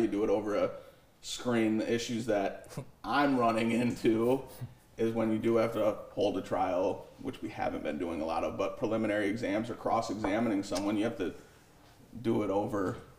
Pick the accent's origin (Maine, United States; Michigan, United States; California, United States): Michigan, United States; Jackson; moved away as an adult; also born or lived in Macomb County, Michigan; now in Detroit area, United States; I grew up in Jackson, went to Lumen